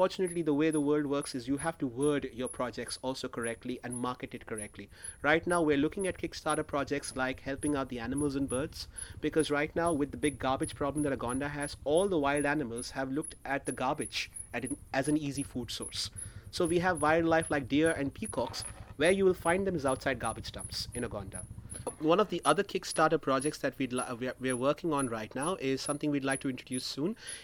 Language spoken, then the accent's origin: English; Maharashtra, India; my home state of Maharashtra